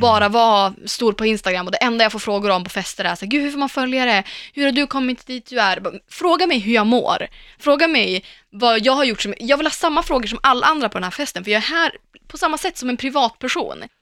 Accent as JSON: {"language": "Swedish", "country": "Sweden", "said": "jag pratar svenska"}